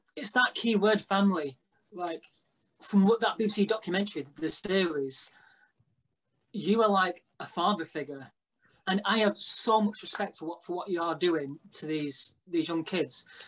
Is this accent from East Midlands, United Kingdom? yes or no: no; Blackpool, North West England, United Kingdom; we're from Blackpool, which obviously is a wrestling town